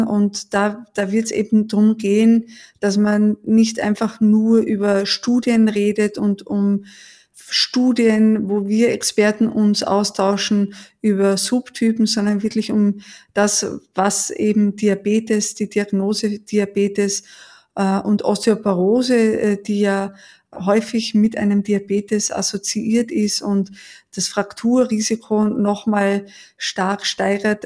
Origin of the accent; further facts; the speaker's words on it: Vienna, Austria; moved away as an adult; now in Heidelberg, Germany; Ich bin in Wien geboren und habe die ersten 30 Jahre da auch verbracht.